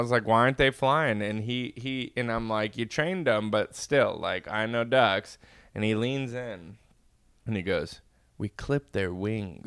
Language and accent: English; Inland Empire, California, United States; I was born and raised in California